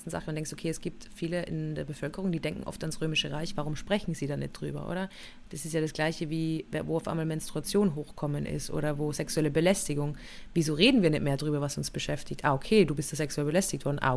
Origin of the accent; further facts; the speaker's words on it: Innsbruck, Tyrol, Austria; ich bin ja in Innsbruck aufgewachsen und da war es ja in der Stadt wirklich so, dass der Kot auf die Straße raus einfach geschüttet worden